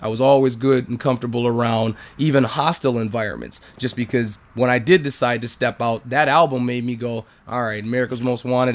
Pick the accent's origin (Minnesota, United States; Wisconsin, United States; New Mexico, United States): Minnesota, United States; I'm from Minnesota.